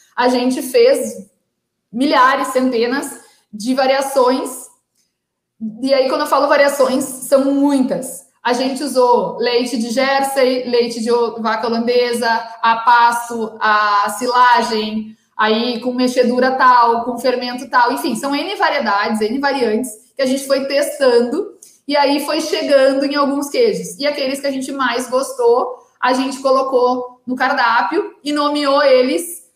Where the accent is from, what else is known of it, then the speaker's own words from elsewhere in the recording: Porto Alegre, Rio Grande do Sul, Brazil; moved away as an adult; also born or lived in Belo Horizonte / São Paulo; now in Uruguaiana, Brazil; eu sou de Porto Alegre, sou estilista formada